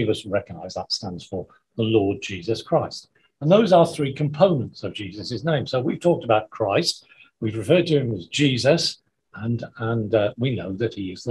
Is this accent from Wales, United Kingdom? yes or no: yes; Wales, United Kingdom; when I grew up in Wales